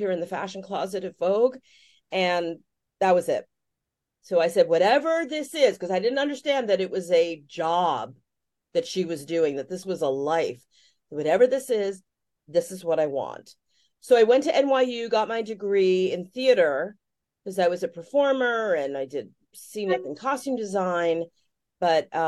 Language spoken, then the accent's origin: English; New York City, New York, United States; I grew up in Greenwich Village